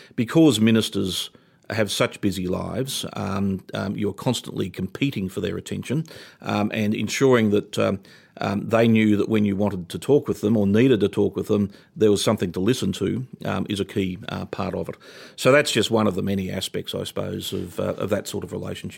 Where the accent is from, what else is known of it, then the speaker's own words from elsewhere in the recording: Toowoomba, Queensland, Australia; moved away as an adult; now in Canberra, Australia; I'm a boy from Toowoomba. I grew up in country Queensland